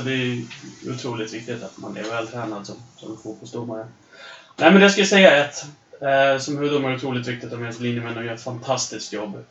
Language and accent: Swedish; Östersund, Jämtland, Sweden; det går så bra för Östersund som händer i min hemstad